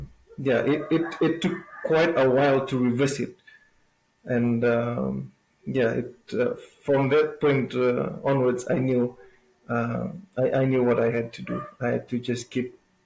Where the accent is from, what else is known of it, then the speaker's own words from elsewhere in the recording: Lau Province, Eastern Division, Fiji; I'm from Fiji